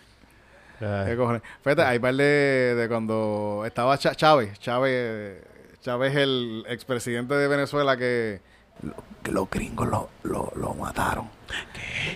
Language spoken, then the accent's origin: Spanish; Yauco, Puerto Rico; yo soy de Yauco